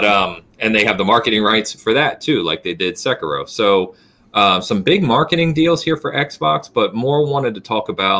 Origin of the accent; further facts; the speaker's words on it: England, United Kingdom; being English